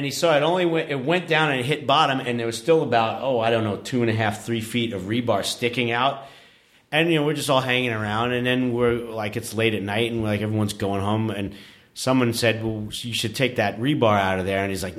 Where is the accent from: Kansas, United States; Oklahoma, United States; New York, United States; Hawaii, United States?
New York, United States; New York City; I mean, I grew up in New York City, and like, especially on Halloween, that's, you know, when shit would really just hit the fan.